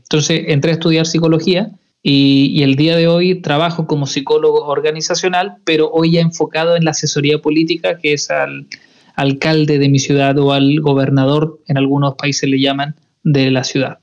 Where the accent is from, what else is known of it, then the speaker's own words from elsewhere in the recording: Chile; para nosotros como chilenos